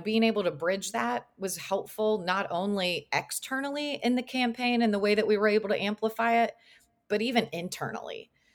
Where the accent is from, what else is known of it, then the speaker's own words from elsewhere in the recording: Lexington, Kentucky, United States; also born or lived in Georgia; I went to Georgia, but I'm from Lexington